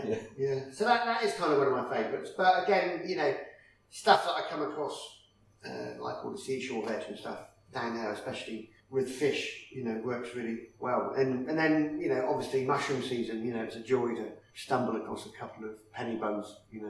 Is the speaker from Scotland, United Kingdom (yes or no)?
no; South West England, United Kingdom; born or raised there